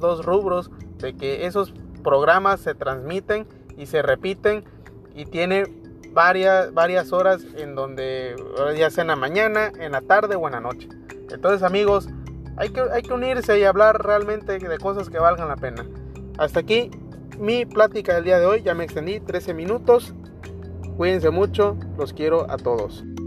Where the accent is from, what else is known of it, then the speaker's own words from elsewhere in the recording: Mexico; como mexicanos que somos